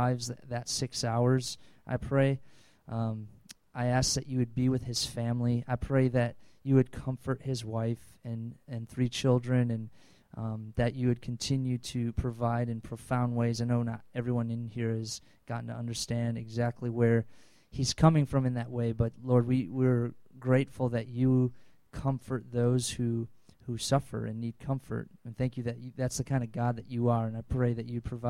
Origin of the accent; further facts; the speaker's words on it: Wisconsin, United States; I'm from Wisconsin